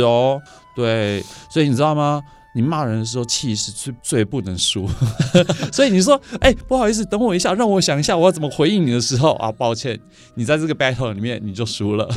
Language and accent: Chinese; Taiwan; 我们台湾人直接顺着语韵唱